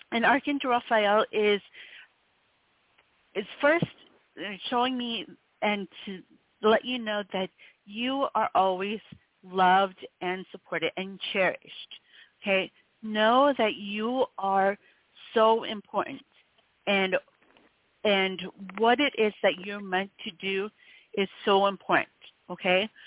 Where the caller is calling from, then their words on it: Connecticut, United States; I'm calling from Connecticut.